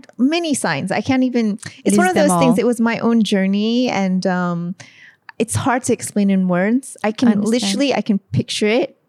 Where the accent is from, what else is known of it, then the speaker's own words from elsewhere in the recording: San Francisco, California, United States; moved away as an adult; also born or lived in Hawaii; now in Malaysia; I was born in Hawaii and I was basically raised mainly in San Francisco, California